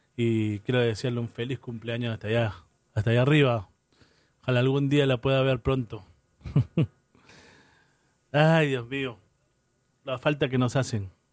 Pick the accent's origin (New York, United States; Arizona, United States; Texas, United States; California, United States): New York, United States; New York City; moved away; Queens, New York, de donde vengo yo. Yo ahí crecí. 30 años en Queens, New York